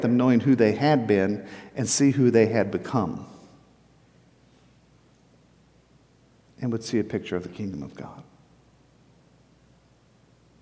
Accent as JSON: {"language": "English", "region": "Texas coast", "country": "United States", "tie": "born or raised there", "said": "I grew up on the Texas coast."}